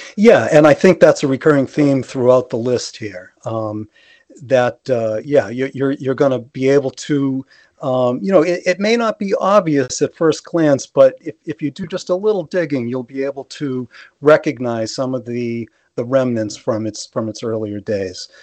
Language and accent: English; Massachusetts, United States; born or raised there